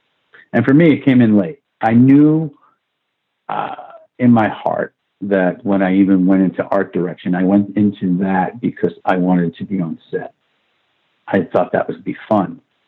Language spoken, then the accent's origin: English; Brooklyn, New York, United States; accent: Brooklyn; I had this Brooklynese accent and, you know, heavy, heavy Brooklyn accent.